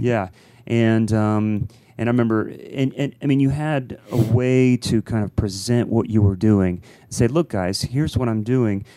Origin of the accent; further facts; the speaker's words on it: Columbus, Ohio, United States; we're both from Columbus